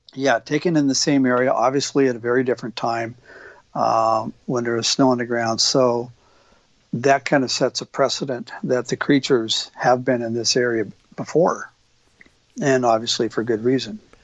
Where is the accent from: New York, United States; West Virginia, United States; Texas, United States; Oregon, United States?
Oregon, United States; an elk hunter here in Oregon, my home state